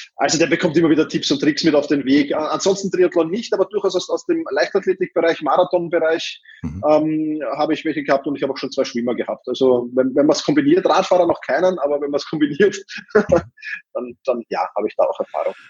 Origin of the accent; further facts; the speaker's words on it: Austria; ich als Österreicher